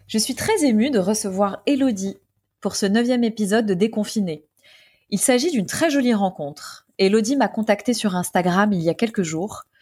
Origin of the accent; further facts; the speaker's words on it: Paris, Île-de-France, France; je suis parisienne